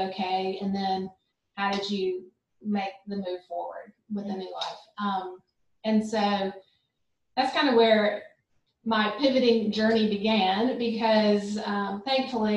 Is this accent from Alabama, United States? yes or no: yes; Montgomery, Alabama, United States; also born or lived in Birmingham, Alabama; I grew up in Montgomery, Alabama